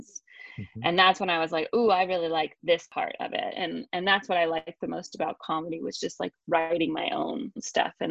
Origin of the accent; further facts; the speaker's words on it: Georgia, United States; moved away as an adult; now in Los Angeles, United States; I grew up in Georgia. I moved to LA in 2001, so 19 years ago